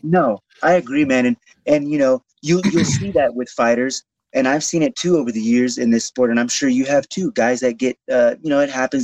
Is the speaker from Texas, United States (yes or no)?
yes; Houston, Texas, United States; in Houston, in my hometown of Houston